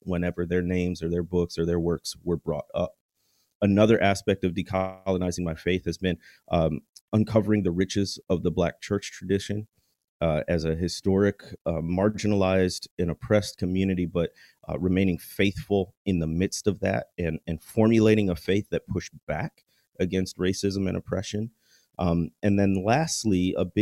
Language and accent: English; Chicago, Illinois, United States; also born or lived in Notre Dame, Indiana; I grew up in the Chicagoland area